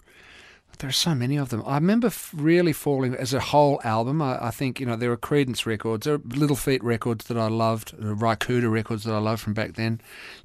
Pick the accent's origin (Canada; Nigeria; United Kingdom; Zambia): Nigeria; born there; But no, I was born in Nigeria because my father was an Englishman.